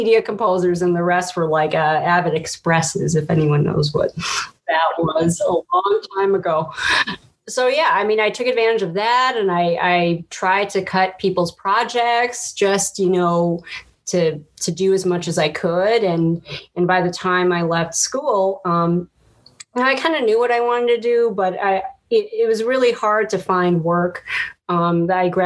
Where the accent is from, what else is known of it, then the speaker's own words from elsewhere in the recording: Chicago, Illinois, United States; So I'm from Chicago. I'm born and raised